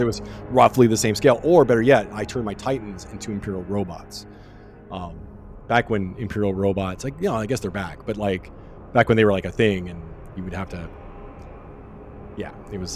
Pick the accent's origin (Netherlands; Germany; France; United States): Germany; moved away; I grew up in Germany